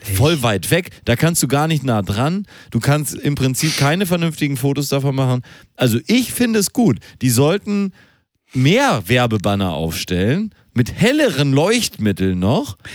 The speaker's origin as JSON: {"language": "German", "country": "Germany", "said": "weil wir Deutsche sind und weil wir als Deutsche direkt erkannt werden"}